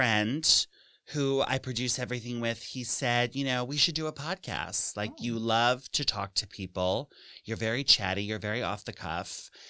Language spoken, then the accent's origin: English; New York City, New York, United States; But so I'm from here. I'm from New York City and I went to school in Massachusetts and I came back to the city